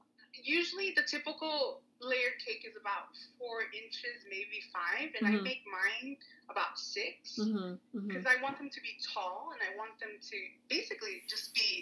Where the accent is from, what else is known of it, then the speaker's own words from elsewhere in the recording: New York City, New York, United States; And I lived in Bushwick